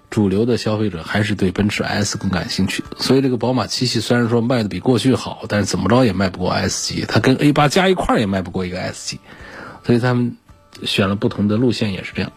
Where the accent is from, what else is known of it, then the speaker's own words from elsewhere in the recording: China; 我们中国人